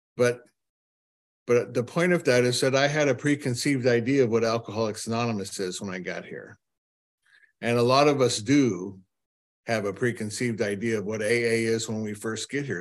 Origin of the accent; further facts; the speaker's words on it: Cleveland, Ohio, United States; I'm from Cleveland, Ohio